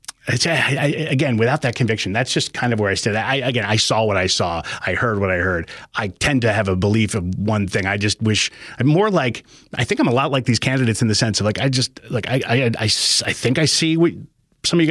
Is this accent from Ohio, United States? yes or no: no; New Jersey, United States; moved away; I'm from New Jersey originally